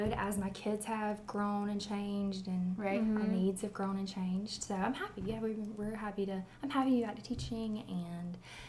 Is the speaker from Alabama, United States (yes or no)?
no; Kershaw, South Carolina, United States; moved away as an adult; also born or lived in Clemson, South Carolina / Liberty, South Carolina / Seneca, South Carolina; I am originally from Kershaw, South Carolina, really small town in South Carolina.